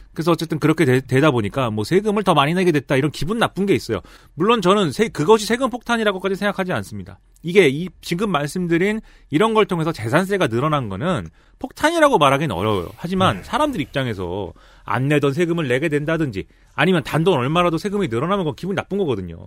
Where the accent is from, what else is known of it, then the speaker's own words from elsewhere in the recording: Suwon, Gyeonggi Province, South Korea; 내가 사는 내 고향 수원에 네, 내 고향 수원에 제가 살던 금성 아파트.